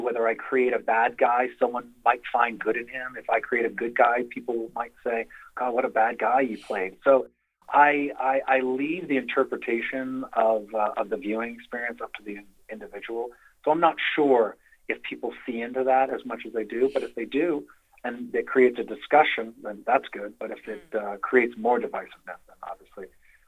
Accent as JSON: {"language": "English", "region": "Massachusetts", "country": "United States", "tie": "born or raised there", "accent": "Massachusetts townie accent", "moved": "yes", "said": "growing up in Massachusetts"}